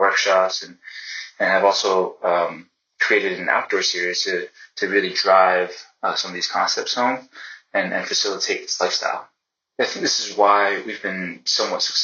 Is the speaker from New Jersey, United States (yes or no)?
yes; Princeton, New Jersey, United States; also born or lived in Newark, New Jersey; I grew up in Newark, New Jersey, until like grade school, and I made my way to Princeton